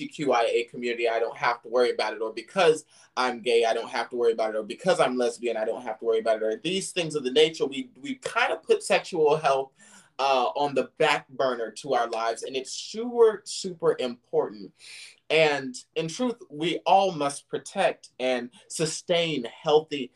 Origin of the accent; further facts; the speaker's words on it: Silicon Valley, California, United States; now in the South, United States; I'm from the Silicon Valley.